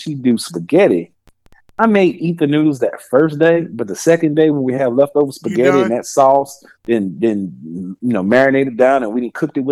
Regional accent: New Orleans, Louisiana, United States; mostly I'm from New Orleans, so I like rice.

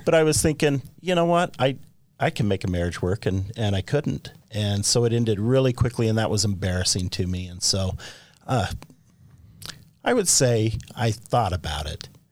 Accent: Orem, Utah, United States; I grew up on the Provo River.

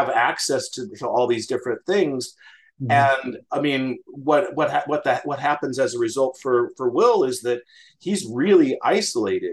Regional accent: Western Nebraska, United States; I grew up in Western Nebraska

